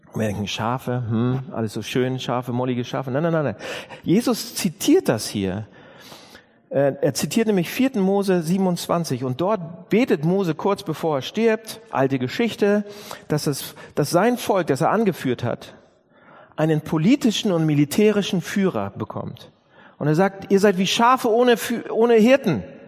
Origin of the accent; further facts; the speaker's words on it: Northern Germany, Germany; Wir sind ja Norddeutsche